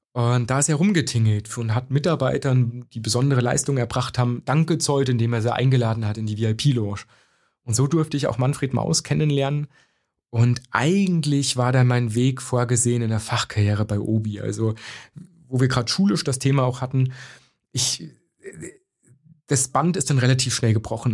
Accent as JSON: {"language": "German", "region": "Bavaria", "country": "Germany", "tie": "born or raised there", "also_born_or_lived": "Zerbst, Saxony-Anhalt", "said": "nach dem Mauerfall sind wir nach Bayern gezogen"}